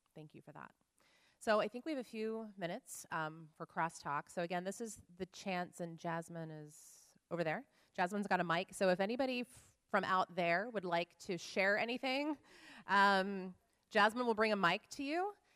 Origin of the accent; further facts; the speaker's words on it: Oklahoma, United States; grew up in Oklahoma in a Nazarene church